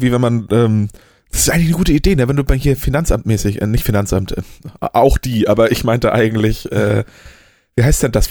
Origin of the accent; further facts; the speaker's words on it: Oldenburg, Lower Saxony, Germany; Nee, ich kam aus dem Oldenburger Problemviertel. Ah, nee, warte, sowas gibt's hier nicht. Wohnst in der Innenstadt.